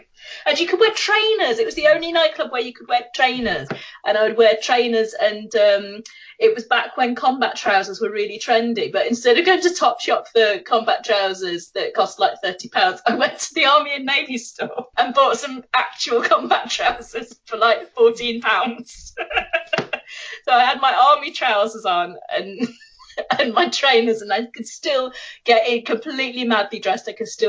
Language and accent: English; East Midlands, United Kingdom